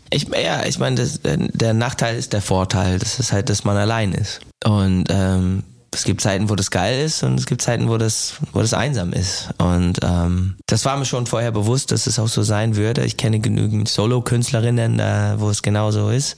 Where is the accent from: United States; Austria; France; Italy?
United States; German is a second language; moved away as an adult; also born or lived in Ireland; now in Germany; ich komme aus den USA, wohne halt den, die Hälfte meines Lebens jetzt in Deutschland